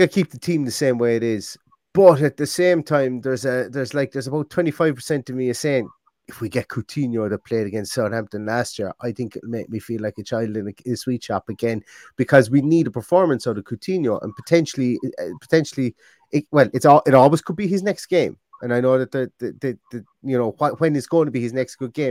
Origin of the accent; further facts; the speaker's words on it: Limerick, Munster, Ireland; I'm from Limerick